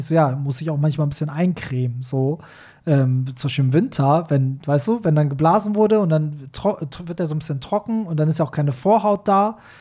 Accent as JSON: {"language": "German", "country": "Iran", "moved": "yes", "lives_now": "Germany", "said": "als Iraner, äh, also der aus einem Land kommt, wo halt Schwule bis heute irgendwie ermordet werden"}